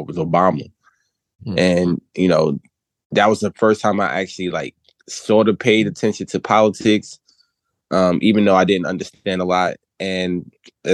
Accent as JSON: {"language": "English", "region": "New Jersey", "country": "United States", "tie": "born or raised there", "said": "I'm actually from New Jersey, where I currently reside. I'm born and raised, a single parent home"}